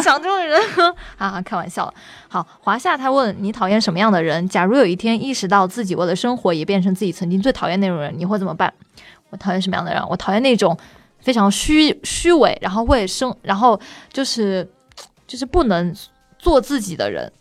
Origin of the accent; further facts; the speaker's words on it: Hubei, China; 我是湖北人